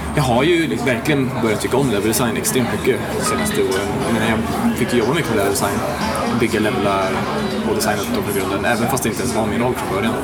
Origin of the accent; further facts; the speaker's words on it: Värmland, Sweden; also born or lived in Skövde; now in Stockholm, Sweden; Jag är från eh, Värmland från början egentligen